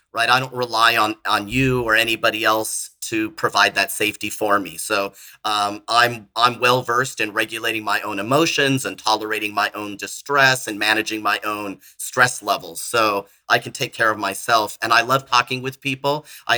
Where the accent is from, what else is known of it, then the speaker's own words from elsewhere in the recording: California, United States; moved away as an adult; now in Florida, United States; I'm from California originally. I moved to Florida in 2013